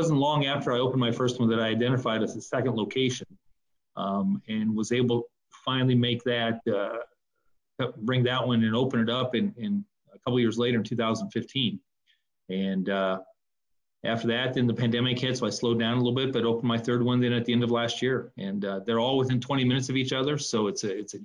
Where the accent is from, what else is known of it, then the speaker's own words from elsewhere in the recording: Nebraska, United States; moved away as an adult; also born or lived in upper Midwest; graduating from college back in Nebraska, I'm from Nebraska